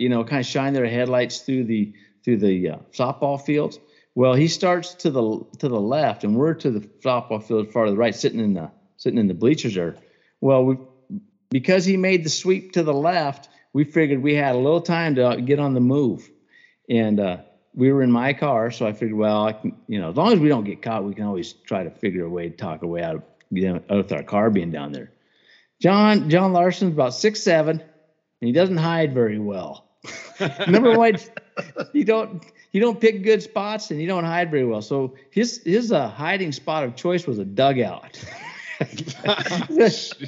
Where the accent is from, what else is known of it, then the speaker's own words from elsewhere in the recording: Cut Bank, Montana, United States; I grew up in Cut Bank.